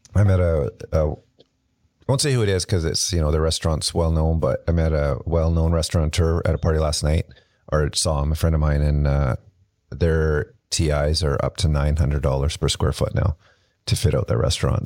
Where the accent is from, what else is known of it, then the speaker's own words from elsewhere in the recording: Kelowna, British Columbia, Canada; I grew up in Kelowna